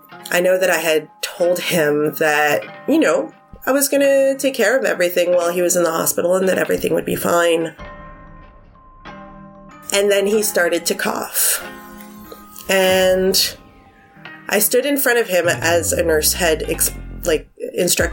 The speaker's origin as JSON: {"language": "English", "town": "Montreal", "region": "Quebec", "country": "Canada", "said": "I'm from Montreal"}